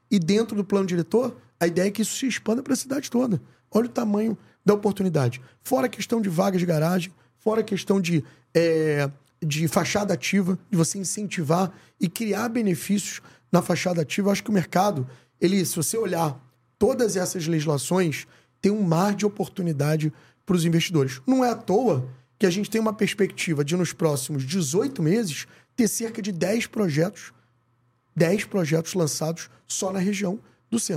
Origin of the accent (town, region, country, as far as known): Rio de Janeiro, Brazil